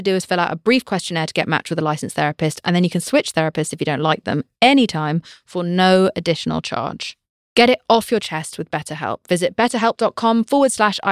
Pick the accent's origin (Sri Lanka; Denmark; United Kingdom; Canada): United Kingdom; I'm British.